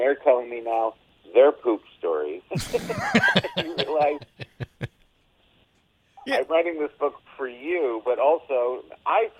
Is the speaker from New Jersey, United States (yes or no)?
yes; Passaic, New Jersey, United States; moved away as an adult; also born or lived in New York; I'm definitely New Jersey born and bred. I lived there until I went into this New York to become a comedian